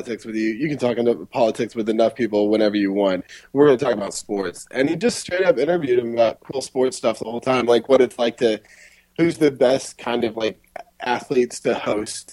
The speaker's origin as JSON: {"language": "English", "country": "United States", "moved": "as an adult", "said": "I'm still an American."}